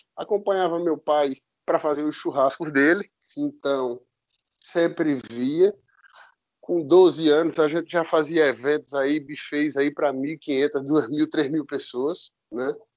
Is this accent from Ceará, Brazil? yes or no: no; Picuí, Paraíba, Brazil; sou nascido em Picuí, na Paraíba